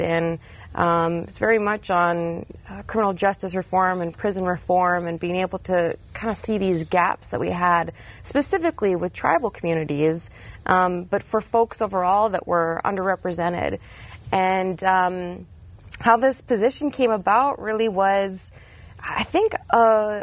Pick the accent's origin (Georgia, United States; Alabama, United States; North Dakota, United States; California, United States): North Dakota, United States; Bottineau; I'm a North Dakota girl, born and bred. I'm originally from Botno in the Turtle Mountains area. I grew up there, did K through 12 at Botno